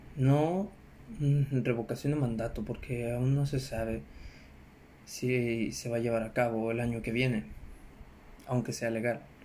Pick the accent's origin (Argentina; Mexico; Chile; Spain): Mexico; es nuestro deber como mexicanos